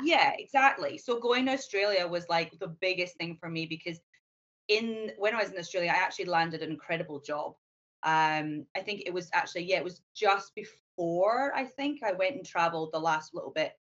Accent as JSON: {"language": "English", "region": "Scotland", "country": "United Kingdom", "also_born_or_lived": "Edinburgh", "moved": "as an adult", "lives_now": "Hong Kong", "said": "I'm originally from Scotland, um, but I have traveled numerous places. I'm now living"}